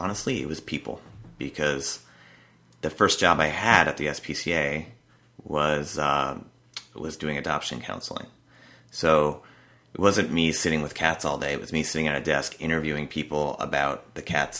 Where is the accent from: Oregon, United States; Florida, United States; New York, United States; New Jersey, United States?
New Jersey, United States; New Milford; moved away as an adult; now in California, United States; New Milford, New Jersey. Okay, that's right. Yeah. So I lived there all those 25 years. Had never lived in California before.